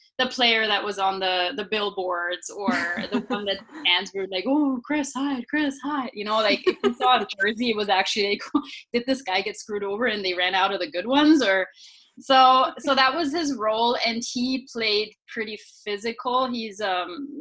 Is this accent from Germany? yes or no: yes; Regensburg, Bavaria, Germany; English is a second language; I am actually from Bavaria in Germany.